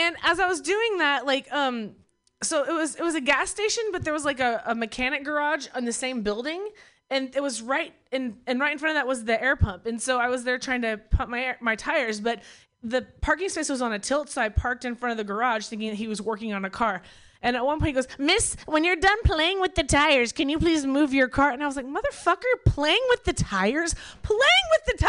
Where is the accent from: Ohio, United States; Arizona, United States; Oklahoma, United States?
Oklahoma, United States; also born or lived in Bay Area; now in Berkeley, United States; I'm from Oklahoma